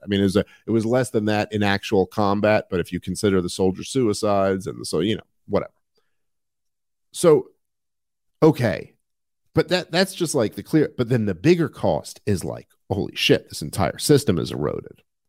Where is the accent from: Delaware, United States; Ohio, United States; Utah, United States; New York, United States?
New York, United States; New York City; moved away as an adult; also born or lived in Upper West Side, Manhattan; I'm from New York City and I, I grew up in uh, Brooklyn